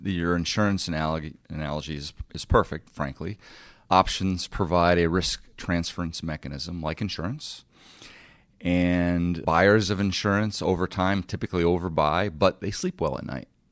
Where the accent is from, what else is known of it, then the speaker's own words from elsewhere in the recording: Detroit, Michigan, United States; moved away as an adult; also born or lived in New York; Growing up in Detroit, I was a third generation G M guy, person